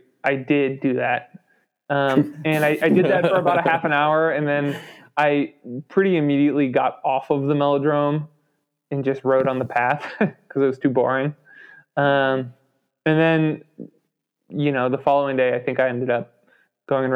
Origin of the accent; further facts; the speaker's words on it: Chicago, Illinois, United States; now in Asheville, United States; I grew up around Chicago and grew up ice skating